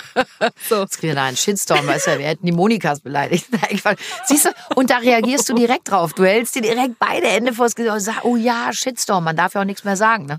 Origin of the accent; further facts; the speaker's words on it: Cologne, North Rhine-Westphalia, Germany; ich bin in Köln geboren, ich bin mit wirklich mit ganzem Herzen kölsches Mädchen